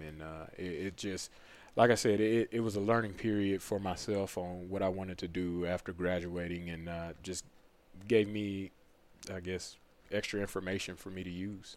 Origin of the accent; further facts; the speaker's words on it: Pearland, Texas, United States; moved away as an adult; now in North Carolina, United States; my hometown in Pearland, right outside, right on the south side of Houston